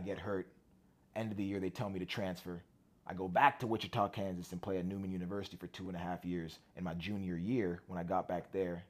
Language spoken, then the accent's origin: English; Ottawa, Ontario, Canada; moved away as an adult; also born or lived in St. John's, Newfoundland; I was in Ottawa for 18 years and then left because of college basketball.